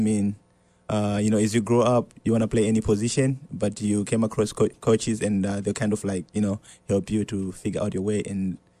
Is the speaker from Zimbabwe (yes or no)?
yes; Zimbabwe; moved away; Originally, I'm from Africa, from a country called Zimbabwe.